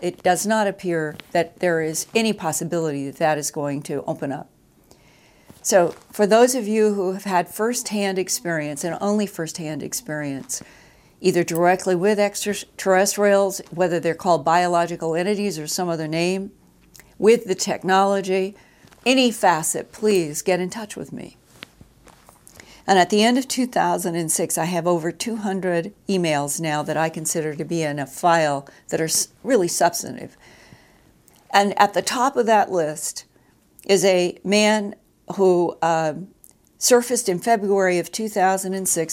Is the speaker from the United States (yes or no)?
yes; United States; as an American citizen